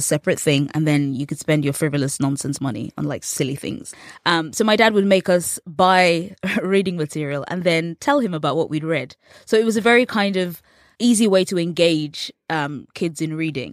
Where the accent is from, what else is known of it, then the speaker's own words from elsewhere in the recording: England, United Kingdom; accent: English; growing up in England